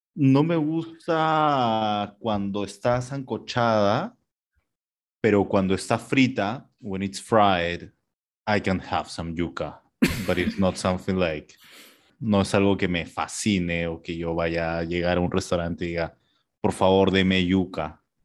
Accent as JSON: {"language": "Spanish", "country": "Peru"}